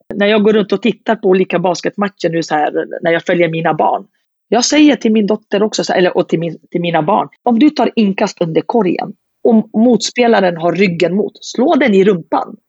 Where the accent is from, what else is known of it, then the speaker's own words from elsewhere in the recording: Södertälje, Stockholm County, Sweden; jag är från Södertälje och har alltid bott i staden, det är min moderklubb